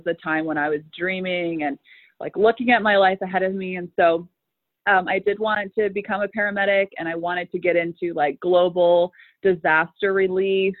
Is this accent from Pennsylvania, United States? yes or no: yes; Meadville, Pennsylvania, United States; also born or lived in Gettysburg, Pennsylvania; we moved here when I was 8, so a lot of my memories are, they're pretty much all here.